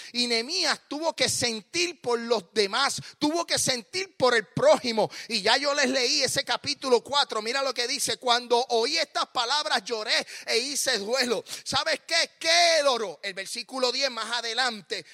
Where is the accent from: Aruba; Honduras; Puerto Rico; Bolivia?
Puerto Rico; moved away as an adult; also born or lived in Smyrna, Tennessee / San Juan, Puerto Rico; now in United States; Yo nací en Puerto Rico